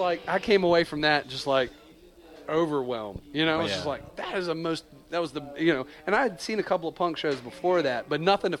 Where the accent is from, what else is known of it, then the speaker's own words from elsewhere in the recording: Charlotte, North Carolina, United States; I'm from Charlotte, y'all, so I'm just letting you know I have a little bit of history in the town.